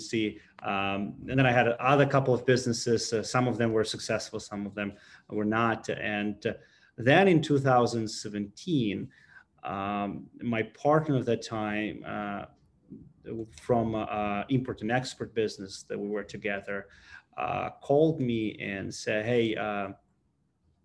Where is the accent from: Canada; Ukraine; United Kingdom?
Ukraine; English is a second language; I was born in Ukraine in a very small village, actually on a farm. So I'm a real farmer